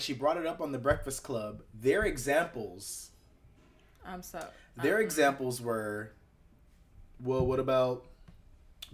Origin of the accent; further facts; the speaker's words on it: South Florida, United States; We grew up in South Florida